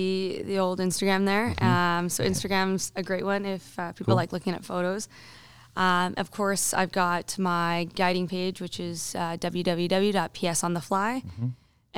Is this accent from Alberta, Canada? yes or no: yes; Alberta, Canada; also born or lived in British Columbia; I was born in BC and I was raised in Alberta. So what I do say to people is like, Alberta is my home. BC is my backyard.